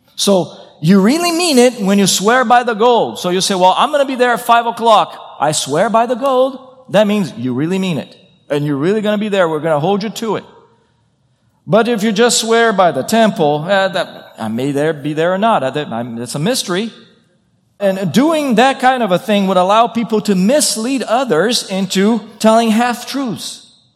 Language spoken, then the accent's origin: English; Brazil; moved away; I come from Brazil.